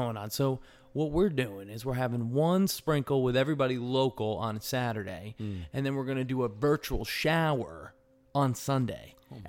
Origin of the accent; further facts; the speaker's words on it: New York, United States; also born or lived in Connecticut / New Jersey; So I'm from the East Coast. I'm from the East Coast, right, guys? All right. Patrick, you know that, right? I'm from New York and Connecticut.